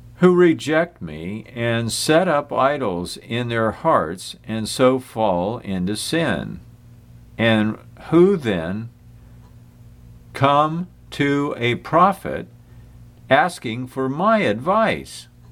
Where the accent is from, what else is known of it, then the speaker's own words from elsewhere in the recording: United States; I'm an American, I admit it.